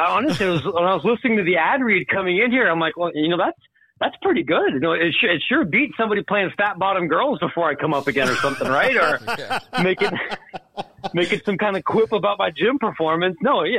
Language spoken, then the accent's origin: English; Columbus, Ohio, United States; and not just because I'm from Columbus.